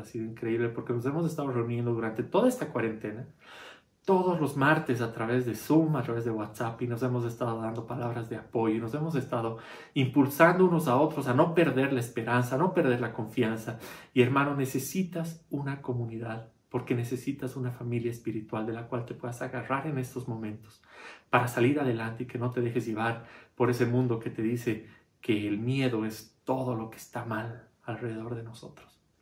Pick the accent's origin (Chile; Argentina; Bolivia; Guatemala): Bolivia; para nosotros somos bolivianos